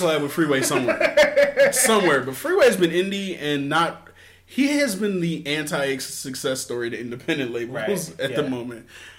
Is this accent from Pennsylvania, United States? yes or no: yes; Philadelphia, Pennsylvania, United States; Philadelphia is my hometown. I love my city to death.